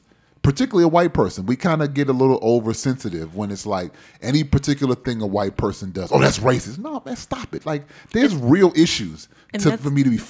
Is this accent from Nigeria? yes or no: no; Jamaica; Okay, I'm half and half, my Trinidad and Jamaica.